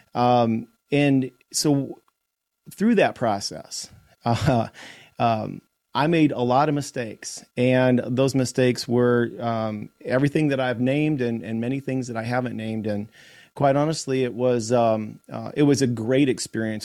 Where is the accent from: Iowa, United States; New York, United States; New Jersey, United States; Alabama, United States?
Iowa, United States; in Iowa, in my home state